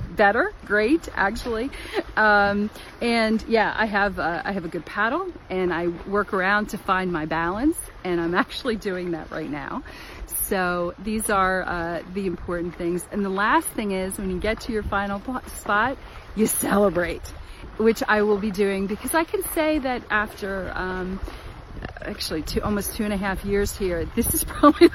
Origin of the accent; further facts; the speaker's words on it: Washington, District of Columbia, United States; I'm in the Washington DC area.